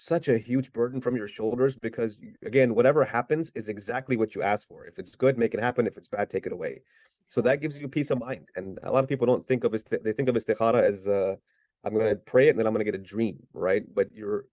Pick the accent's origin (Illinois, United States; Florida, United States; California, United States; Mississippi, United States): Mississippi, United States; South; moved away as an adult; also born or lived in Islamabad, Pakistan; I grew up in South Mississippi, didn't really have a Muslim community, so just kind of was like a southern redneck kind of just growing up down there